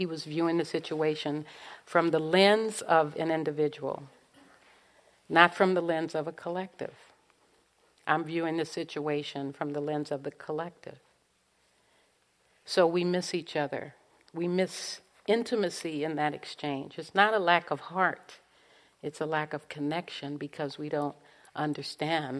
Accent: Los Angeles, California, United States; growing up in South Central Los Angeles in the middle of the civil rights movement

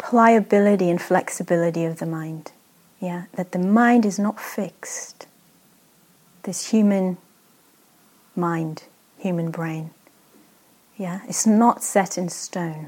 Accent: Israel; I grew up in Israel, there's a lot of deserts

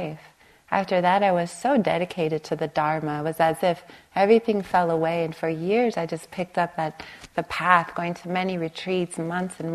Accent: Long Beach, California, United States; I grew up on the East Long Beach Compton border.

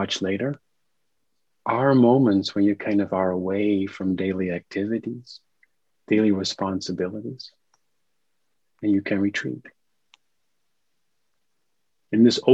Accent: Netherlands; now in New York, United States; I'm zooming in from the Netherlands, which is my home country.

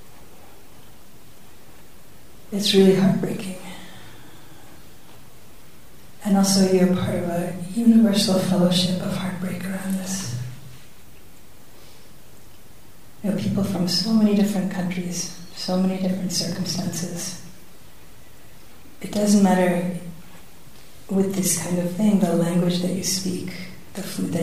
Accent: San Francisco, California, United States; my hometown at that very moment in San Francisco

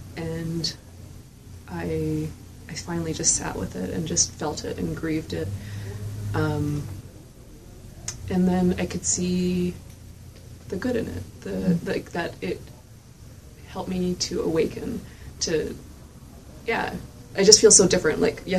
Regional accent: Canada; I'm not from here, and I'm from Canada. But I stay down here for, like, sometimes months at a time.

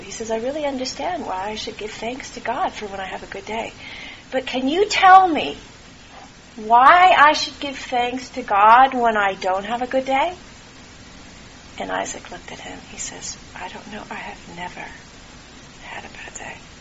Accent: California, United States; also born or lived in Santa Cruz, California; I was born in California, and I spent a lot of time in Santa Cruz

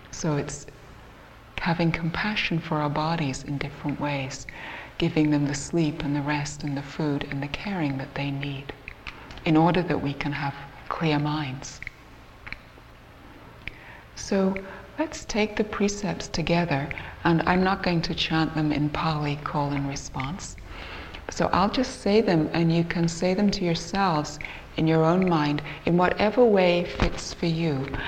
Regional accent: Canada; I'm also from Canada, and we don't all sound like we're English, even though the two of us here do.

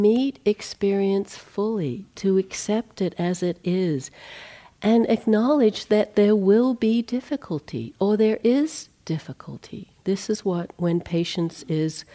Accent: Australia; growing up in Australia

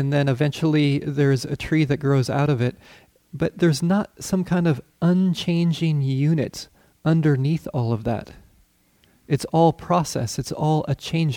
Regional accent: Colorado, United States; I grew up in Colorado

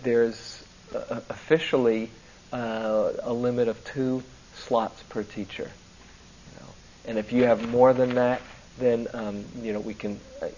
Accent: New York, United States; New York because, you know, that's my hometown

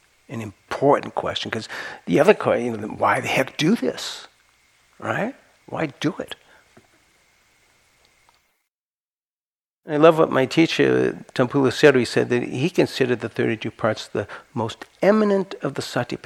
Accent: Santa Cruz, California, United States; I'm from Santa Cruz, we like it weird

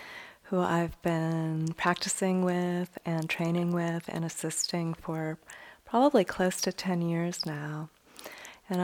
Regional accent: Chicago, Illinois, United States; now in Bay Area, United States; I grew up in Chicago and now live in the Bay Area

